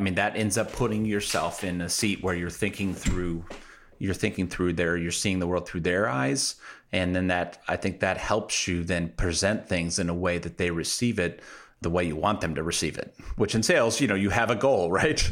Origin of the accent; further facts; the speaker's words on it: Midwest, United States; I'm from the Midwest